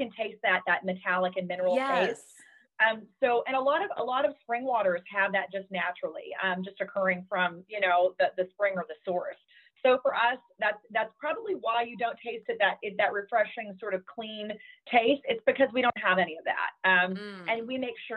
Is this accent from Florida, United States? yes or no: no; Arkansas, United States; also born or lived in Southern California; now in California, United States; I grew up in Arkansas. I'm Southern. I'm always going to be Southern. Now I'm in Southern California